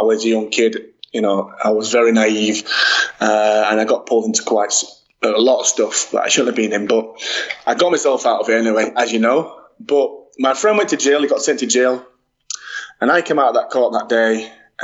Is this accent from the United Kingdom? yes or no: yes; Dewsbury, Yorkshire and the Humber, United Kingdom; I'm from a town called Dewsbury in West Yorkshire